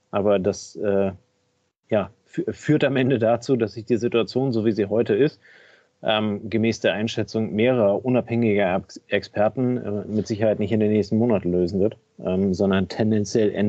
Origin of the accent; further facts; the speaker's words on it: Kiel, Schleswig-Holstein, Germany; Ähm, als Kieler Jung, als Kieler Sprotte muss ich den natürlich abfeiern wie sonst was.